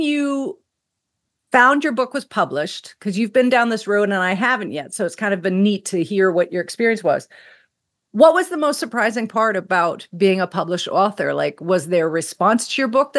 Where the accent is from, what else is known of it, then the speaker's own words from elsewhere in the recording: Bermuda; my home country of Bermuda